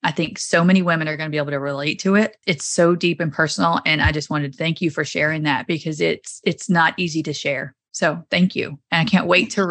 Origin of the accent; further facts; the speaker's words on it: the South, Southern United States, United States; accent: Southern; now in Nebraska, United States; my Southern accent does not belong in central Nebraska